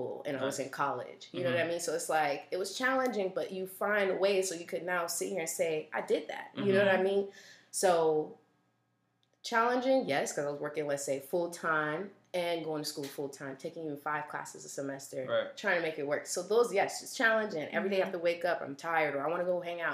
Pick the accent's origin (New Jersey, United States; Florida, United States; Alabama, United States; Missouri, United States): Florida, United States; South; I was born here